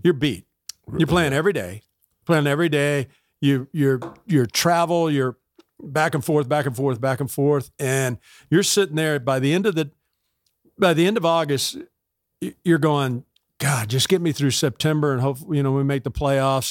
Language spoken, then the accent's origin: English; Tampa, Florida, United States; born or raised there; also born or lived in Georgia